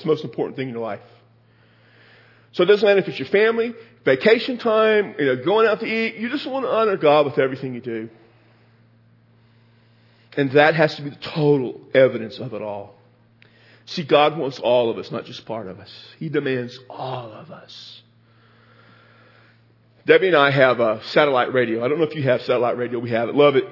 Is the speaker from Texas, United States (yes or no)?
yes; Texas, United States; I'm from Texas.